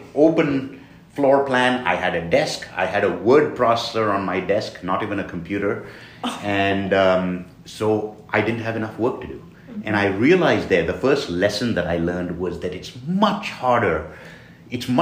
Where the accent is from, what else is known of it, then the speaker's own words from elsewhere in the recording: India; moved away as an adult; now in Duluth, United States; I grew up in India and went through school and college